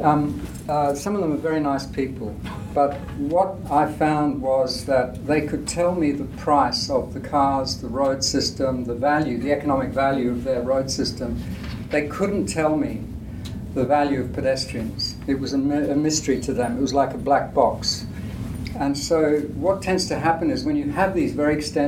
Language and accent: English; India; I grew up in India where this was still happening in the 50s